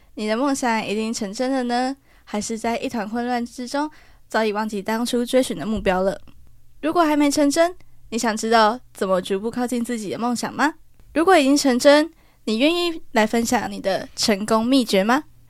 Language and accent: Chinese; Taiwan; now in Taipei, Taiwan; 我算身为一个台湾人